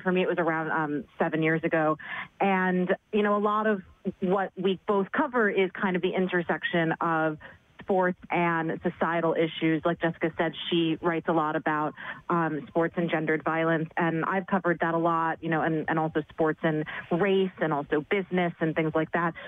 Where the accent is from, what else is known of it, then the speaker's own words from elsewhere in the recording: New York City, New York, United States; born and raised in New York City